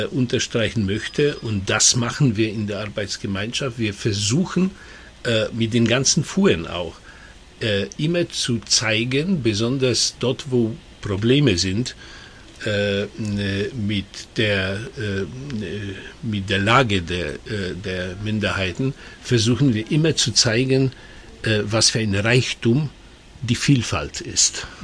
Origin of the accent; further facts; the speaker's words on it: Silesian Voivodeship, Poland; Ich, ich werde aber immer äh, gerne sagen, ich bin ein äh, Schlesier.